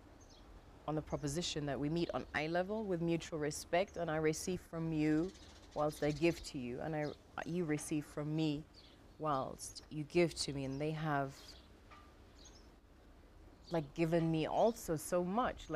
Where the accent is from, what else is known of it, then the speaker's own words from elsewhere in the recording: Germany; Growing up in Germany